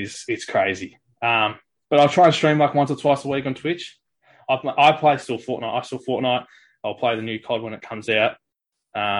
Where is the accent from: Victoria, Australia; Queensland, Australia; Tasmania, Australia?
Victoria, Australia; Gembrook; I came from growing up in Germana, playing, like, I was in Stingrays early